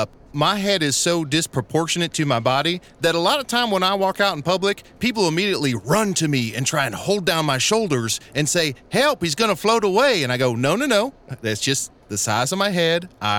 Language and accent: English; Texas, United States; Go Rockets. I'm from Texas, and I should say, not the basketball team, the projectiles.